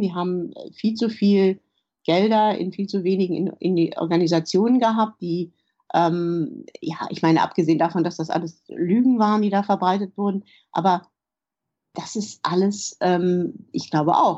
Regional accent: Germany; moved away as an adult; also born or lived in Poland; now in London, United Kingdom; als Deutsche

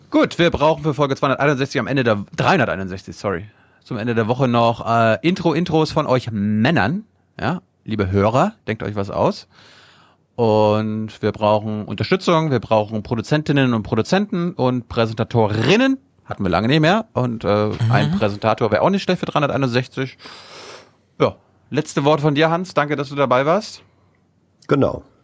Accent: Mecklenburg-Vorpommern, Germany; ich bin ja aus MacPom

